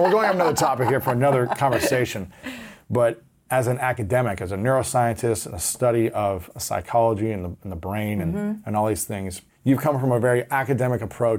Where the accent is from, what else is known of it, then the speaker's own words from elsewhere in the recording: Ohio, United States; It wasn't acceptable, especially as an athlete growing up in Ohio.